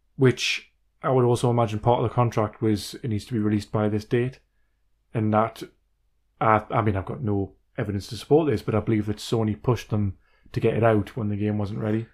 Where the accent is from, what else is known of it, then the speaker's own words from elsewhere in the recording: Wallsend, North East England, United Kingdom; it's in my hometown